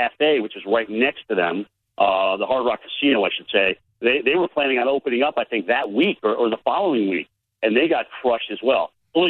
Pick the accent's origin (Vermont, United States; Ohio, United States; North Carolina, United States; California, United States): Vermont, United States; moved away; you get up into Michigan and is Vermont, which is my home state. That's where I came from.